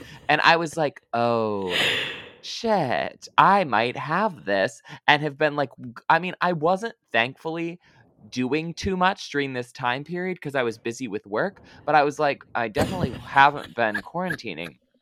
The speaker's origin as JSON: {"language": "English", "town": "Lansing", "region": "Michigan", "country": "United States", "tie": "born or raised there", "accent": "Midwestern", "said": "Lansing, which is where I grew up"}